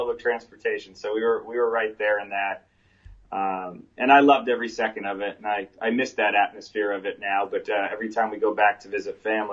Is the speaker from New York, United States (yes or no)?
yes; New York City, New York, United States; So I was born and raised in New York City. I lived in 3 of the 5 boroughs growing up, Brooklyn, Staten Island, and the east side of Manhattan.